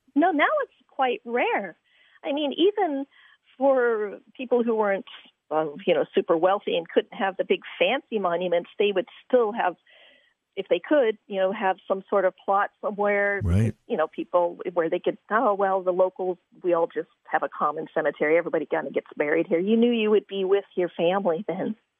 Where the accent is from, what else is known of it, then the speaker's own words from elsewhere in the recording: Virginia, United States; when I was a little girl growing up in Virginia